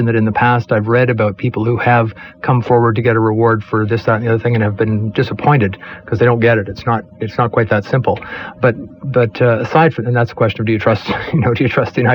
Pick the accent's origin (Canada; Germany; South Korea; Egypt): Canada; as a Canadian